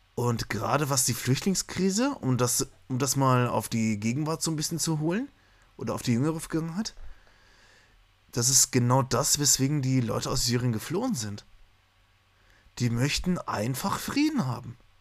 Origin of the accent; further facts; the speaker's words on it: Germany; wir vielleicht als Deutsche